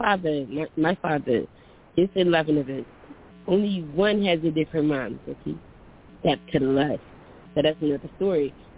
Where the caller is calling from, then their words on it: Philadelphia, Pennsylvania, United States; I'm calling from Philly, but I'm really contemplating moving there.